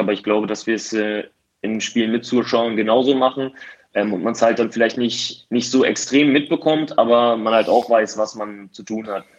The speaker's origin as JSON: {"language": "German", "town": "Osnabrück", "region": "Lower Saxony", "country": "Germany", "tie": "born or raised there", "also_born_or_lived": "Halle", "said": "wieder nach Osnabrück zu kehren. Ähm, zumal es meine Heimat ist"}